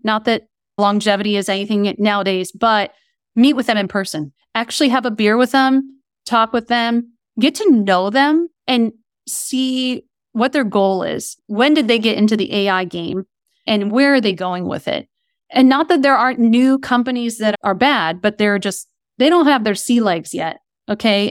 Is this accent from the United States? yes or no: yes; Kent, Ohio, United States; moved away as an adult; also born or lived in East Coast; now in Southern California, United States; I grew up in Kent, Ohio, where Kent State University is near Akron, Ohio